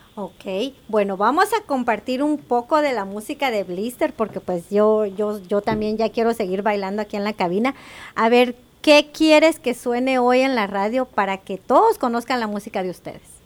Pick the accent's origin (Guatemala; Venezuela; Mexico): Guatemala; Quetzaltenango; moved away; yo crecí en Guatemala